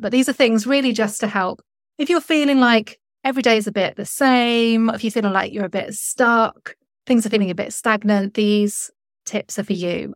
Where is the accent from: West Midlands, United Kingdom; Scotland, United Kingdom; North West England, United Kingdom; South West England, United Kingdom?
North West England, United Kingdom; moved away as an adult; also born or lived in London; I moved from London two years ago back to the north of England